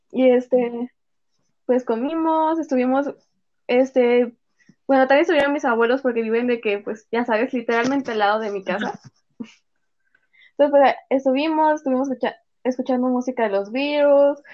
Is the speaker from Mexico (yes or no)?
yes; Mexico; Ya no somos mexicanas